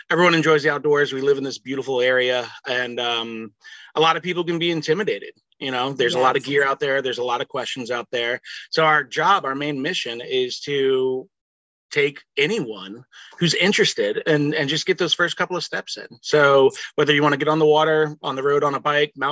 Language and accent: English; Virginia, United States; I grew up in Virginia, left, came back